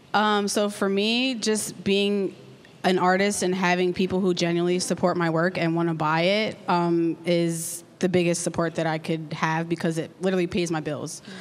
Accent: Lancaster, Pennsylvania, United States; I'm locally from Lancaster. I went to McCaskey born and raised.

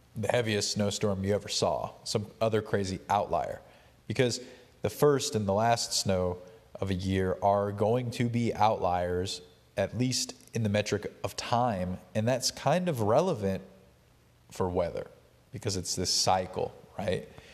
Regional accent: Appalachia, United States; I'm actually from rural Appalachia

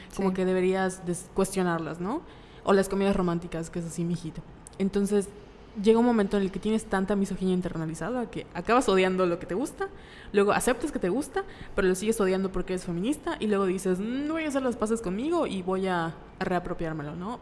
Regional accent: Mérida, Yucatán, Mexico; Somos de Mérida

